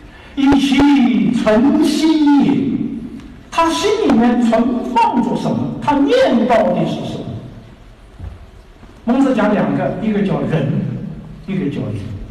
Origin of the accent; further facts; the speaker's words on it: China; 我们中国人非常看重啊